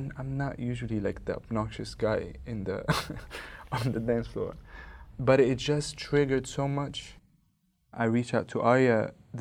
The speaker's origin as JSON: {"language": "English", "town": "Cairo", "region": "Cairo Governorate", "country": "Egypt", "said": "I am from Cairo, Egypt."}